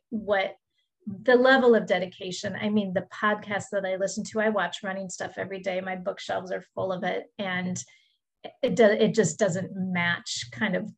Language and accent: English; Midwest, United States; where I grew up in the Midwest